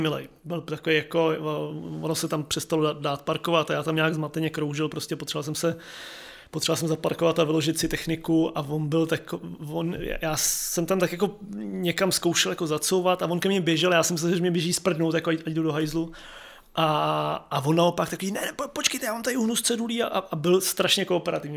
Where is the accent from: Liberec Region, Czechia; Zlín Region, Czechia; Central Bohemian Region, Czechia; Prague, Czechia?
Prague, Czechia; born or raised there